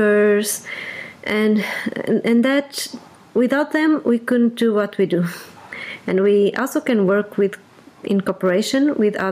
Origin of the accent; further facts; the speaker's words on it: Porto, Portugal; English is a second language; moved away as an adult; now in Lisbon, Portugal; I'm Portuguese, born and raised in Portugal